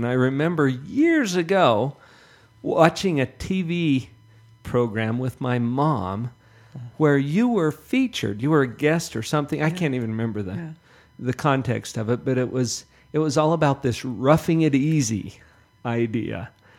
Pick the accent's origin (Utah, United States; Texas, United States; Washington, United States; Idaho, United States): Utah, United States; Heber City; I grew up in Heber.